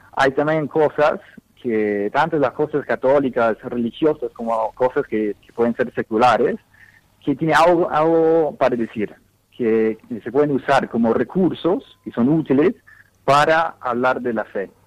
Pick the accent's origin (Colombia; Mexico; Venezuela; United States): United States; Dallas, Texas; Spanish is a second language; moved away as an adult; also born or lived in Latin America; now in Rome, Italy; yo originalmente nací en Dallas, en los Estados Unidos